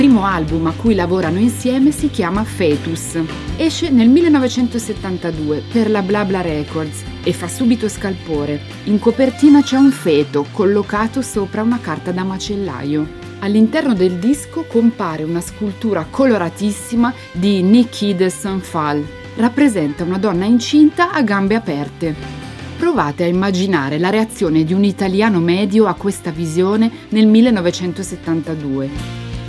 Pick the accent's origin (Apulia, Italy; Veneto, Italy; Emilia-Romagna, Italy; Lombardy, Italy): Lombardy, Italy; Milan; sono nata a Porta Romana quando ancora esistevano le case di ringhiera